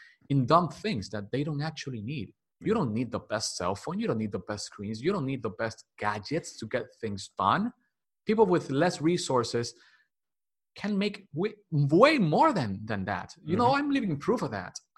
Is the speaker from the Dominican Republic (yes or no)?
yes; Dominican Republic; English is a second language; I was born and raised here in Dominican Republic